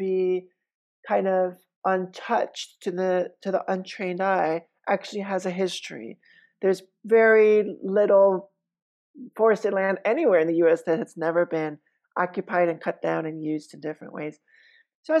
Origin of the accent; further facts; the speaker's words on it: New York City, New York, United States; moved away as an adult; now in Roanoke, United States; a white New Yorker